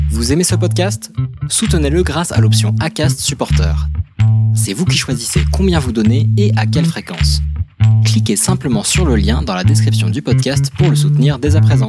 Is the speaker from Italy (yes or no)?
no; Paris, Île-de-France, France; je suis parisienne, 37 ans